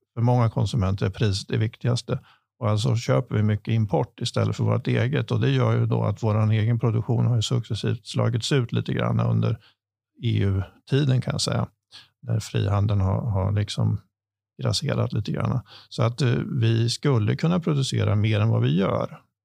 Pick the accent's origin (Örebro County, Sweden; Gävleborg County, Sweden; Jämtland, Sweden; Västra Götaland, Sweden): Örebro County, Sweden; Askersund; jag är lantbruksföretagare från Askersund. Eh, där jag driver sedan 30, drygt 30 år tillbaka min min, min föräldragård